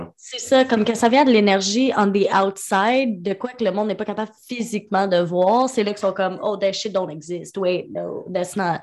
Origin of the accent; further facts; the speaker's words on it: Quebec, Canada; On est québécois